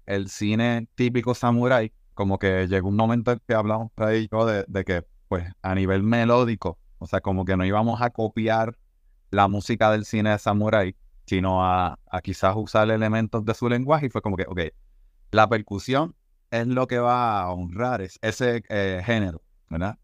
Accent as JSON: {"language": "Spanish", "country": "Puerto Rico", "said": "como artista puertorriqueño"}